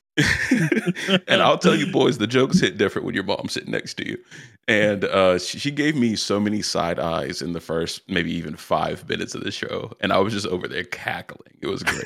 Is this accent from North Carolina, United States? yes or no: no; South Carolina, United States; I was born and raised in South Carolina, the, the, the buckle of the Bible Belt